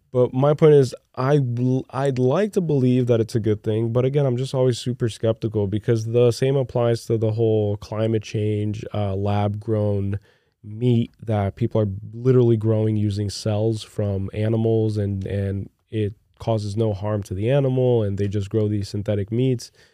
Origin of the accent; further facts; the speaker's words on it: Brazil; moved away; growing up in Brazil